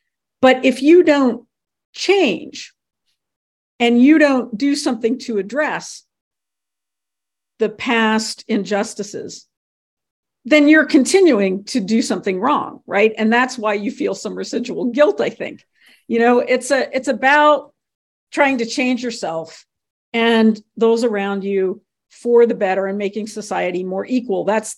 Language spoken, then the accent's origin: English; Cincinnati, Ohio, United States; So I grew up in Cincinnati, Ohio.